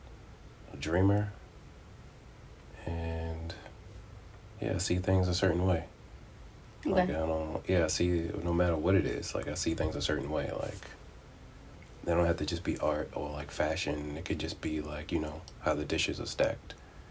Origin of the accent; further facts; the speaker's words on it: Baltimore, Maryland, United States; I'm originally from Baltimore, but I've kind of lived, like, everywhere.